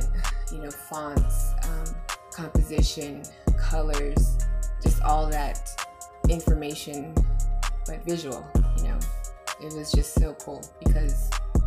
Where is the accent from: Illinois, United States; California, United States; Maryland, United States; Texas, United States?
Texas, United States; San Antonio; I'm from the West Side originally